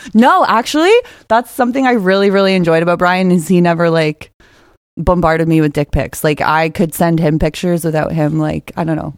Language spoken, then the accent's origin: English; just outside of Toronto, Ontario, Canada; I am from just outside of Toronto